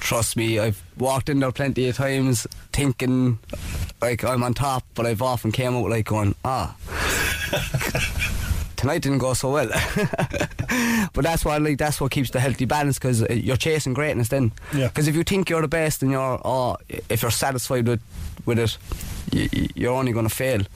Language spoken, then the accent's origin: English; Cork, Munster, Ireland